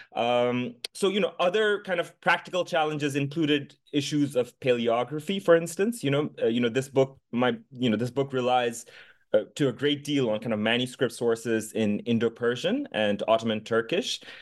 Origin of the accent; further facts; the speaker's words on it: Dhaka, Dhaka Division, Bangladesh; moved away as an adult; I was born and raised in the capital city of Bangladesh, in Dhaka